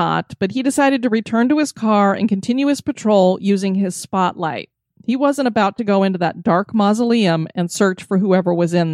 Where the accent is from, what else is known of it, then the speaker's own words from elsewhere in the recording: Florida, United States; my home state of Florida